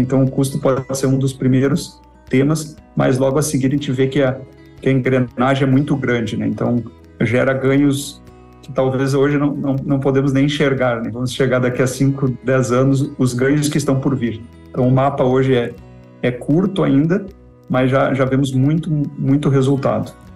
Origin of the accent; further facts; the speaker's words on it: Porto Alegre, Rio Grande do Sul, Brazil; moved away as an adult; sou nascido no Rio Grande do Sul, Porto Alegre. É, vivi lá desde o nascimento até os 23 anos, região metropolitana, Porto Alegre, Canoas, aquela região ali